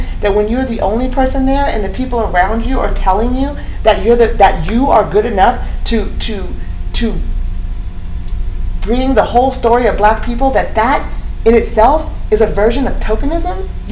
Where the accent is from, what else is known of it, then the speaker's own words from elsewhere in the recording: Eugene, Oregon, United States; also born or lived in Cottage Grove, Oregon; growing up in Eugene and living in Cottage Grove, Oregon